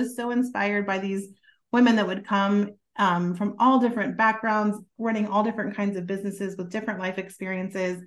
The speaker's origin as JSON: {"language": "English", "town": "Kansas City", "country": "United States", "moved": "as an adult", "lives_now": "Texas, United States", "said": "I am not from Texas. Originally, I'm from the Kansas City area"}